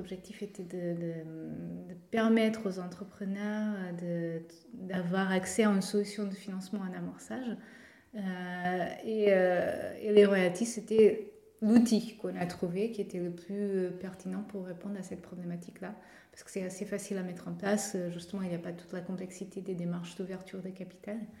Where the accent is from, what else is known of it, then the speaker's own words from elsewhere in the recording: Portugal; accent: Portuguese; French is a second language; now in Nantes, France; je suis portugaise, de mon accent